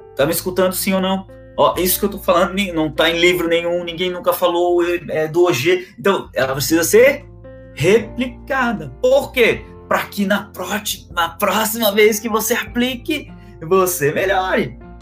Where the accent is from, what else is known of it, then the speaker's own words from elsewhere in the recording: Florianópolis, Santa Catarina, Brazil; now in Balneário Camboriú, Brazil; Eu sou natural de Florianópolis, tá? Sou natural de Florianópolis